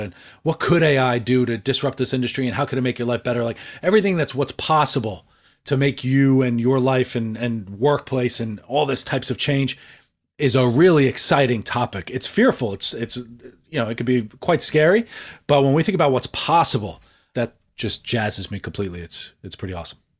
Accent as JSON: {"language": "English", "region": "New York", "country": "United States", "tie": "born or raised there", "said": "I grew up in New York"}